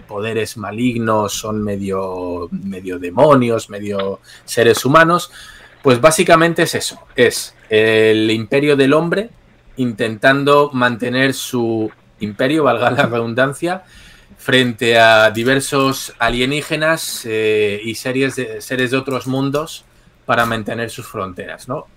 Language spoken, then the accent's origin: Spanish; Spain; como español desde aquí